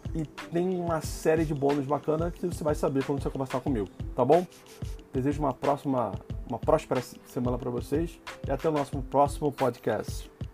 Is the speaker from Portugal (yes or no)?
no; Rio de Janeiro, Brazil; como carioca flamenguista